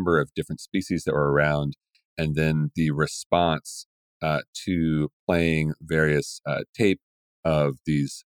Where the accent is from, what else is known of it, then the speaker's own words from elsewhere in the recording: West Virginia, United States; now in Portland, United States; I grew up in West Virginia